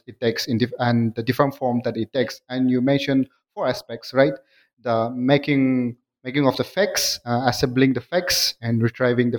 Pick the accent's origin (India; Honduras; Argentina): India; Nagaland; my people are the Nagas. I'm from Nagaland